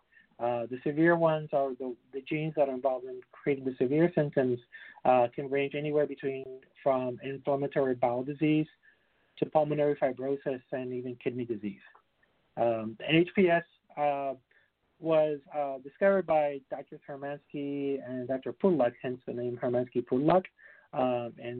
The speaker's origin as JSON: {"language": "English", "country": "Puerto Rico", "said": "I'm originally from Puerto Rico."}